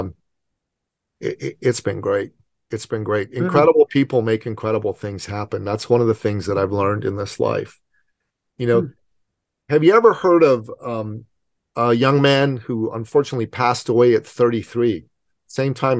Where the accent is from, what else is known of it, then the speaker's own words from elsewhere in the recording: Iran; now in Canada; I'm from Iran, okay? So I don't do cold. I know I live in Canada